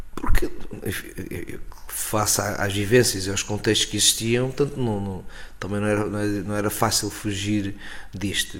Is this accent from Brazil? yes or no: no; Coruche, Ribatejo, Portugal; moved away; also born or lived in Lisbon; Rio Ribatejo é a zona onde eu nasci e com certeza estou marcado por, por várias uh, características do Rio Ribatejano.